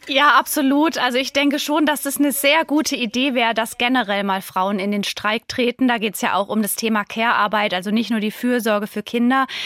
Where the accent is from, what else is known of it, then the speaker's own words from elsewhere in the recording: Germany; hier bei uns in Deutschland